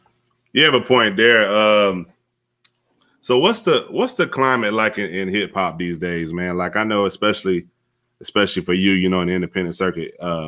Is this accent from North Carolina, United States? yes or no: yes; Fayetteville, North Carolina, United States; Fayetteville, North Carolina. He's from Charlotte. So he's about, yeah, they're about 2.5 hours.